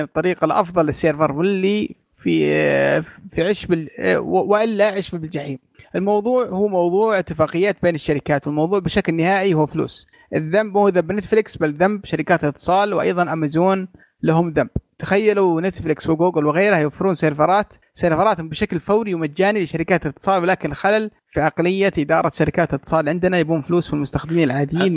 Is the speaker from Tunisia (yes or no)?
no; Bahrain; عندنا بالبحرين